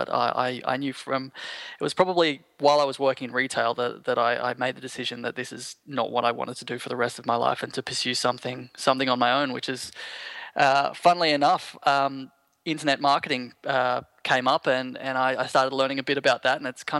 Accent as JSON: {"language": "English", "town": "Sydney", "region": "New South Wales", "country": "Australia", "tie": "born there", "said": "No, I was born in Sydney, actually."}